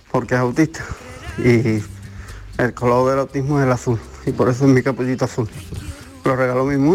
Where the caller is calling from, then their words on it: Huelva, Andalusia, Spain; Hola, buenas tardes. María la compañía, a todo el mundo, soy … de Huelva.